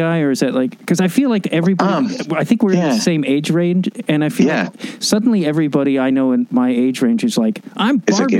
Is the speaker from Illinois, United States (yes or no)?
yes; Chicago, Illinois, United States; Because I'm a Chicagoan.